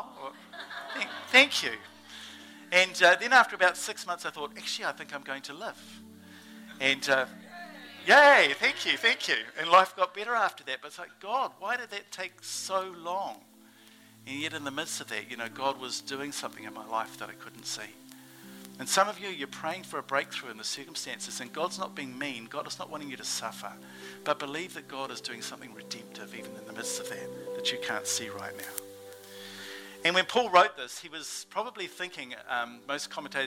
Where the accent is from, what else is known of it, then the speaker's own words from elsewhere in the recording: New Zealand; accent: Kiwi; my Kiwi accent